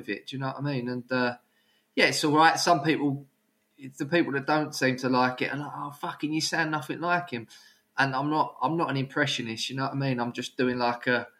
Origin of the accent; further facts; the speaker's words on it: Brentwood, East of England, United Kingdom; where I grew up in Brentwood